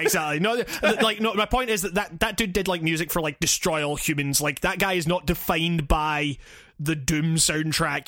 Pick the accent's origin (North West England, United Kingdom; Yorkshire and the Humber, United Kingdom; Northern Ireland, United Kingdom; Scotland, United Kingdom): Scotland, United Kingdom; as a Scottish dude